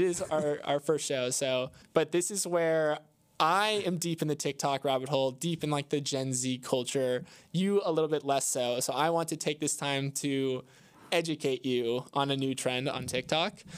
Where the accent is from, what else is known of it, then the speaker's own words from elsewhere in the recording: Florida, United States; I'm from Florida